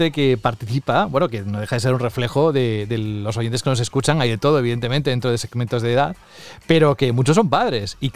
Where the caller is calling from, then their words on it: Valladolid, Castile and León, Spain; Hola, muy buenas a todos. Eh … de Valladolid